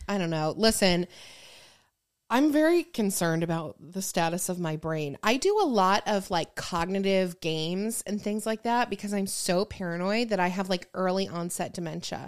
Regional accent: Michigan, United States; moved away; growing up in Michigan

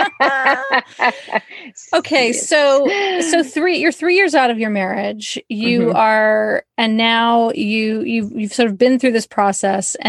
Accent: United Kingdom; I am British

